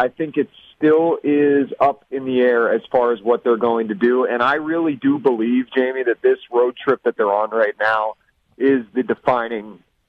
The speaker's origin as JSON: {"language": "English", "country": "United States", "said": "I'm an American"}